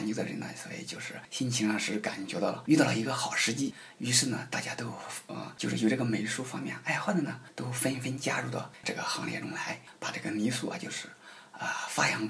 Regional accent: Central Plains, China; 你像我们中原人呢，就是靠近这个黄河岸边，

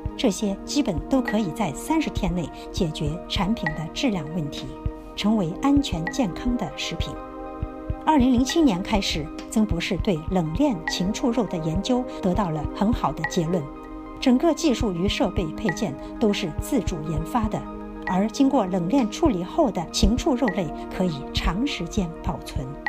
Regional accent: China; 或者对于我们中国人来说

